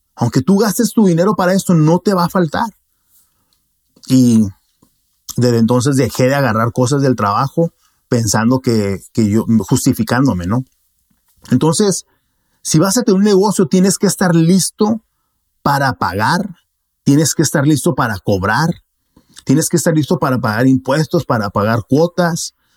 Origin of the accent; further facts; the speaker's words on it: Mexico; como buen mexicano